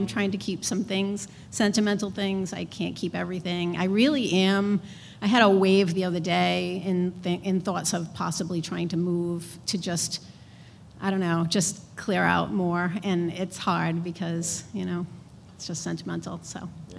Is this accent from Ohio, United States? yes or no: no; Providence, Rhode Island, United States; I'm from Providence.